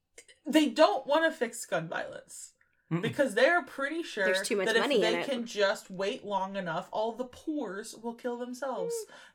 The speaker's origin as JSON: {"language": "English", "country": "United States", "said": "I, as an American..."}